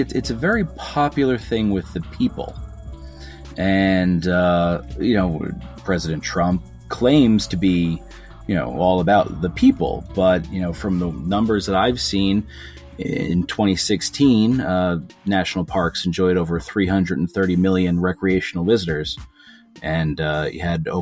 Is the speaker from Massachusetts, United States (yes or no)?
no; New Jersey, United States; I come from New Jersey, a land of half-abandoned strip malls and urban blight.